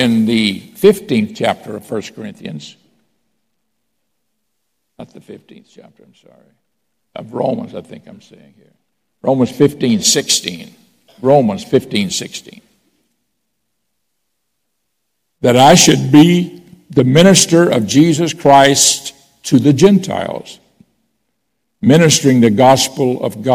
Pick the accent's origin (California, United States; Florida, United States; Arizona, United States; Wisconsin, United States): Florida, United States; Pensacola; I grew up in Pensacola.